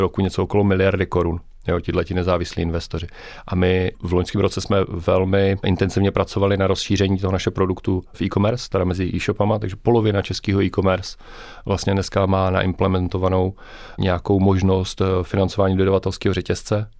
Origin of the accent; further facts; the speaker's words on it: Brno, South Moravian Region, Czechia; Já jsem tak jako Brňák srdcář